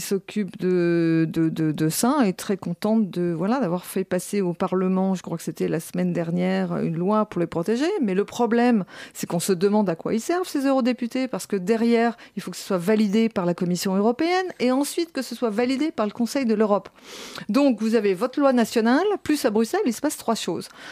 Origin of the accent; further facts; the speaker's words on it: France; nous sommes français